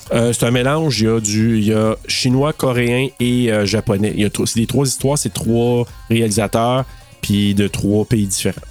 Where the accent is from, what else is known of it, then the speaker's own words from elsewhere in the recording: Maniwaki, Quebec, Canada; also born or lived in Gracefield, Quebec / Bouchette, Quebec; je venais de Maniwaki, puis j'ai étudié à, tu sais, Bouchette, Gracefield, Maniwaki. Et en sixième année, j'ai fait ma sixième année à Gracefield